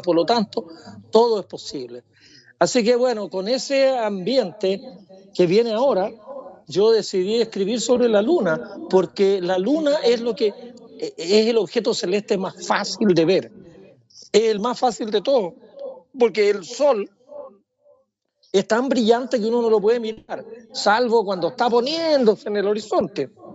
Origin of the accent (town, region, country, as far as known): Chile; also born or lived in Santiago